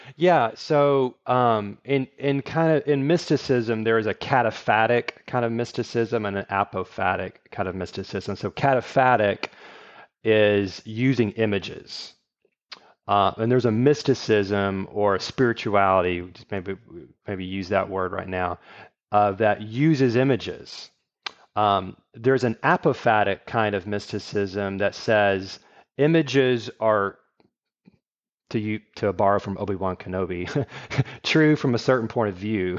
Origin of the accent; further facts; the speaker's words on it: Shreveport, Louisiana, United States; also born or lived in Texas / Virginia; now in Houston, United States; I grew up in Shreveport